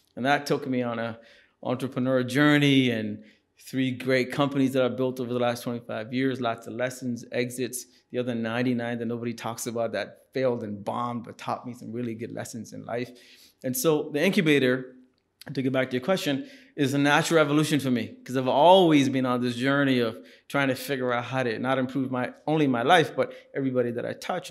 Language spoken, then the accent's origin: English; Singapore; moved away; also born or lived in India; So we moved to Singapore